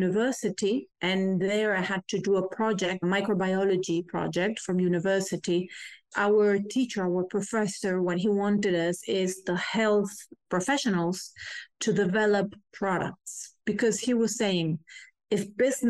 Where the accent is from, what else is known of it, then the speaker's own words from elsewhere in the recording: Galicia, Spain; I grew in Galicia, which is a very wild space